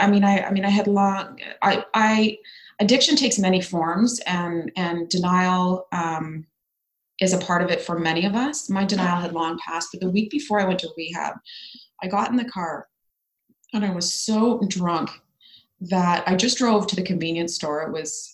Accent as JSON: {"language": "English", "town": "Ottawa", "region": "Ontario", "country": "Canada", "tie": "born or raised there", "moved": "as an adult", "said": "my hometown of Ottawa"}